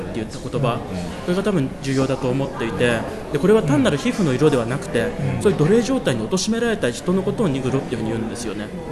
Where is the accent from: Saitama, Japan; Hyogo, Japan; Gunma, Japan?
Gunma, Japan; Shibukawa; moved away as an adult; also born or lived in Tokyo; 出身群馬なんですね群馬県の渋川市というところなんですけども